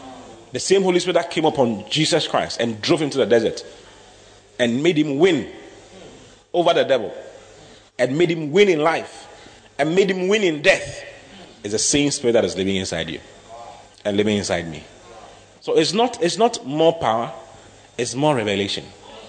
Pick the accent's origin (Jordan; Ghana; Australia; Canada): Ghana; I don't know. I'm from Africa. I'm from Ghana.